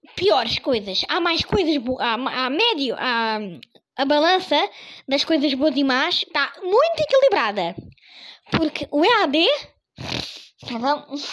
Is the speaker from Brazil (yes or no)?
no; Portugal; sou português